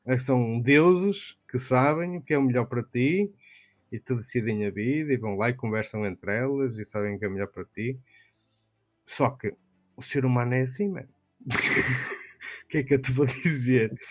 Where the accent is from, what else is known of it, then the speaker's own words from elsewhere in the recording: Norte, Portugal; accent: northern; eu tenho um, sotaque, um sotaque mais aqui do norte